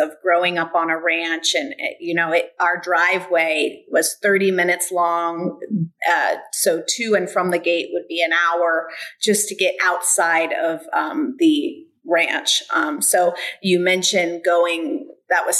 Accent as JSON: {"language": "English", "town": "Bradenton", "region": "Florida", "country": "United States", "tie": "born or raised there", "also_born_or_lived": "LaBelle, Florida", "said": "I grew up really in Bradenton after that at Nick Bulateri, which is now IMG, studying tennis and golf."}